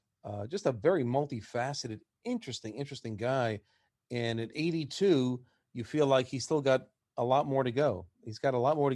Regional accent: New York, United States; growing up in New York

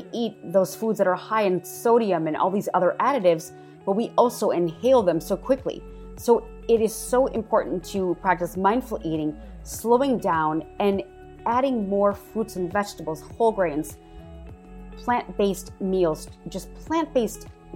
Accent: Wisconsin, United States; moved away; I am originally from Wisconsin

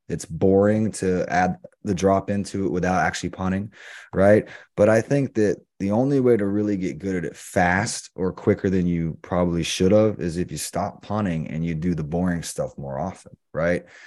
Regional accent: the Carolinas, United States; We grew up in the Carolinas

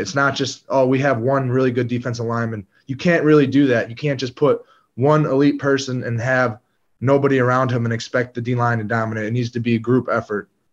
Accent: Green Bay, Wisconsin, United States; my hometown team, Green Bay.

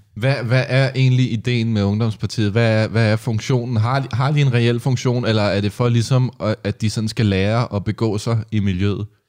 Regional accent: Næstved, Zealand, Denmark; i Næstved, hvor jeg kommer fra

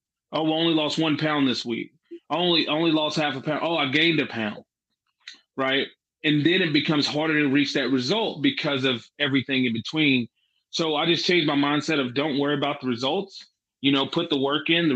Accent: Jacksboro, Texas, United States; also born or lived in Mineral Wells, Texas; I was born in Mineral Wells, but I never lived there. I lived in Jacksboro. So I probably just should have just said Jacksboro, Texas, because that's where I'm from.

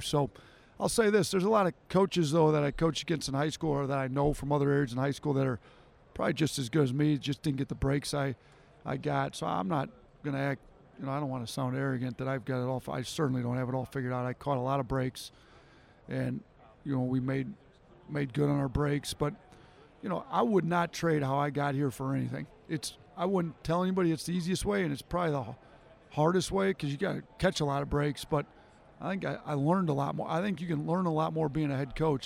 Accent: Wisconsin, United States; moved away as an adult; also born or lived in Detroit, Michigan; I grew up in Wisconsin

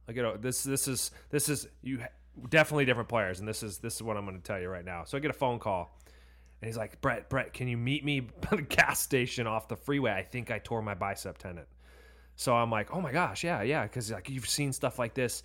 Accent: Orange County, California, United States; we grew up in Orange County

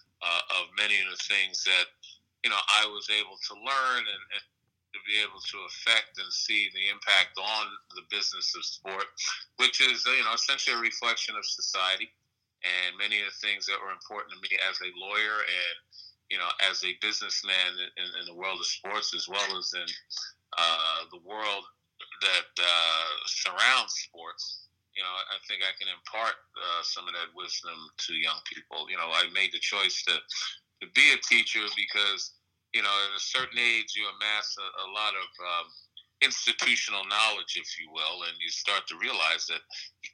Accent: New York City, New York, United States; also born or lived in Brooklyn, New York; I was raised in Queens for the most part, I was born and was raised in Brooklyn partly

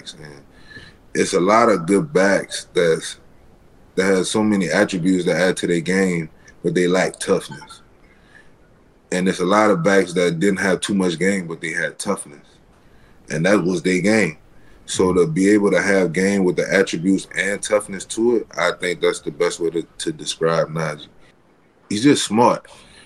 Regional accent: New Orleans, Louisiana, United States; I'm from New Orleans.

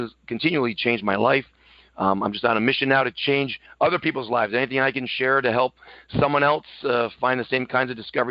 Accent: Buffalo, New York, United States; I come from Buffalo, New York.

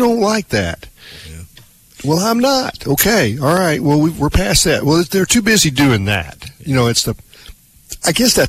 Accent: Arkansas, United States; No, I'm from Arkansas.

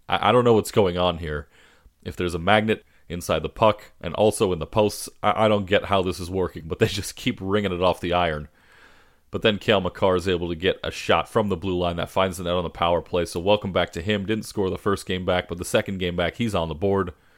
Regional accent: Southern California, United States; I grew up in Southern California

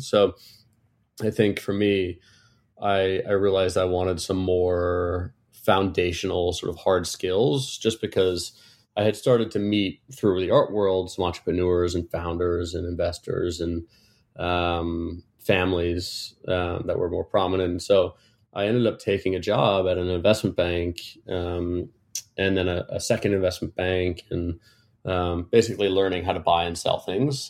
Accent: Connecticut, United States; moved away as an adult; also born or lived in Cyprus / London; now in New York City, United States; I was born in New York City and grew up for the most part in Connecticut, an hour from the city

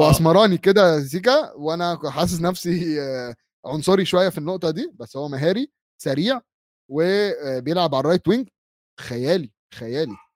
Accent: Bahrain; خليجي اه خليج انا بحريني كاتبها لهم بحريني

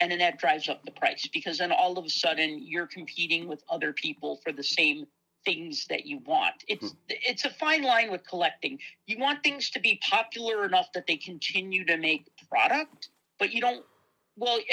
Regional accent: Chicago, Illinois, United States; being from Chicago

